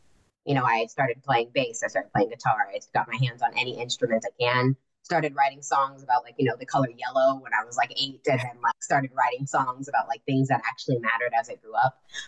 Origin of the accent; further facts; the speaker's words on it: California, United States; born there; I was born in California. I've been all over the place. I was born in Orange County.